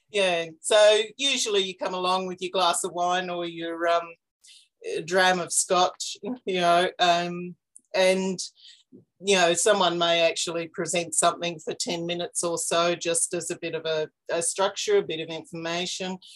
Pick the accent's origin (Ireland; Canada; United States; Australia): Australia; Warburton, Victoria; also born or lived in outback New South Wales; now in Canberra, Australia; I've been here for about 20 years, but I grew up in Warburton in Victoria, um, up in the hills east of Melbourne